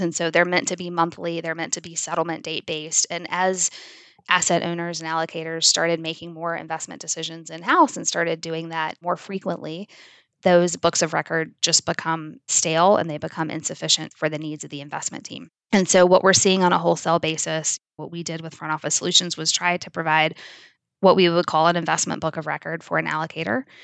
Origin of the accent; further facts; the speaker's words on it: South Georgia, United States; I grew up in South Georgia